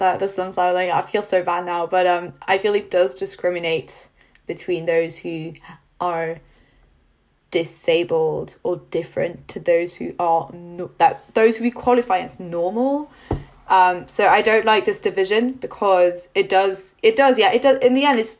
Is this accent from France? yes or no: yes; France; moved away as an adult; now in United Kingdom; I'm not from the UK, so I was born and raised in France